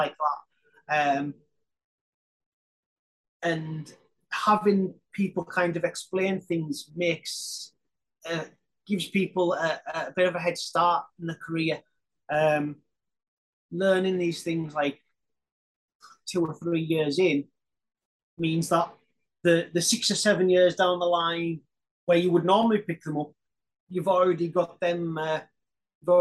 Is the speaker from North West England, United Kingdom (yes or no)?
yes; Carlisle, North West England, United Kingdom; I'm from Carlisle